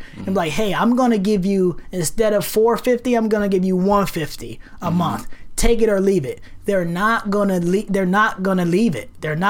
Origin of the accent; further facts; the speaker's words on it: New York City, New York, United States; moved away as an adult; also born or lived in Rochester, New York; now in Portland, United States; Growing up in New York City, growing up one of 8 children, a single parent, single black mother parent household